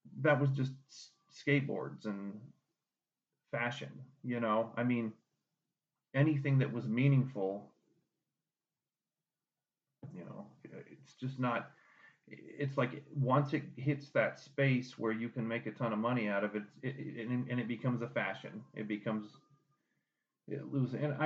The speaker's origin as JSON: {"language": "English", "town": "Littleton", "country": "United States", "tie": "born or raised there", "said": "I grew up in Littleton. I mean, I grew up in white fucking suburbia"}